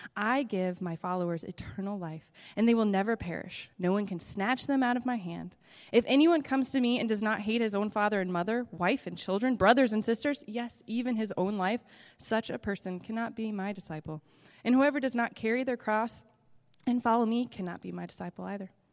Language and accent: English; Alton, Illinois, United States; Alton, Illinois.